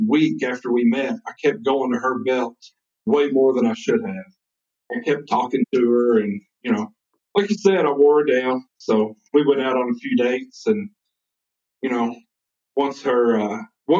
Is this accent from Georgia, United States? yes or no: no; New Castle, Kentucky, United States; I grew up in farming country, a little town called Newcastle, Kentucky.